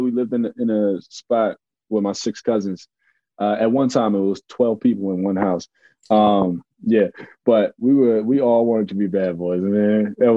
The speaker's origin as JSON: {"language": "English", "country": "United States", "tie": "born or raised there", "also_born_or_lived": "North Carolina", "lives_now": "Brooklyn, United States", "said": "I was born in North Carolina, but I was raised in New York and Jersey"}